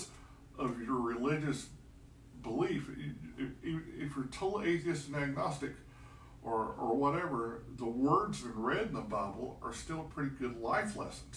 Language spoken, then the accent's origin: English; Lebanon, Tennessee, United States; I was raised up in Highland Heights Church of Christ in Lebanon, Tennessee